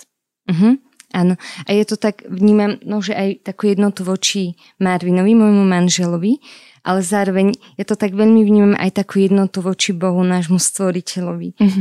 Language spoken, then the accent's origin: Slovak; Orava, Žilina Region, Slovakia; pochádzam z Oravy